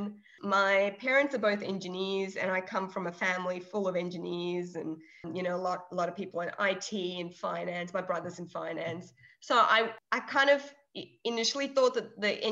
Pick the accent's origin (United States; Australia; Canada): Australia; Melbourne, Victoria; also born or lived in Trivandrum, Kerala, India; I schooled there until I was in grade three or four. And then my family migrated to Australia and to Melbourne. And I've been in Melbourne ever since.